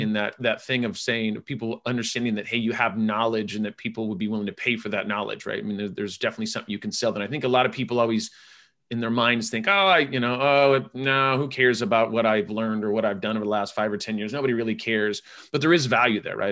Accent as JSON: {"language": "English", "region": "California", "country": "United States", "said": "I'm from California"}